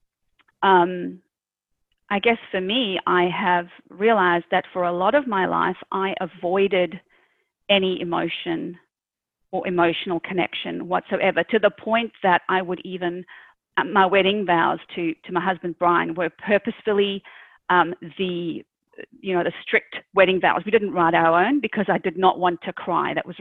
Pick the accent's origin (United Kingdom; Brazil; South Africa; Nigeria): South Africa; moved away as an adult; now in Australia; originally born and raised in South Africa. I immigrated to Australia when I was I think 30